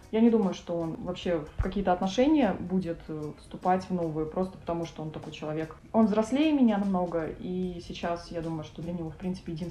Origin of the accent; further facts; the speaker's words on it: Siberia, Russia; moved away as an adult; now in Moscow, Russia; Я приехала из небольшого города, сибирского, три года назад. Переехала в Москву по семейным обстоятельствам.